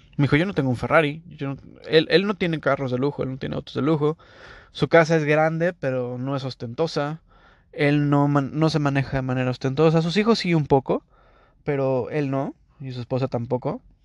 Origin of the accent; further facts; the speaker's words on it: Mexico; moved away as an adult; now in Toronto, Canada; este mexicano hablando